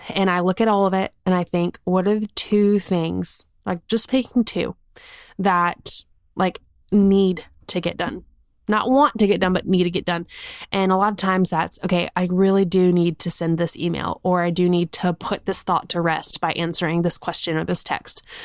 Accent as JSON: {"language": "English", "region": "South Carolina", "country": "United States", "moved": "as an adult", "lives_now": "Birmingham, United States", "said": "We're from South Carolina. Like, that's where our family is. We currently live in Birmingham."}